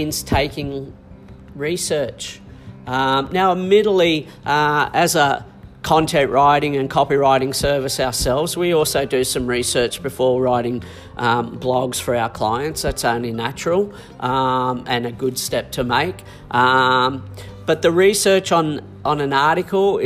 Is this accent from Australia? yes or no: yes; Australia; I'm not a Kiwi. I'm an Australian.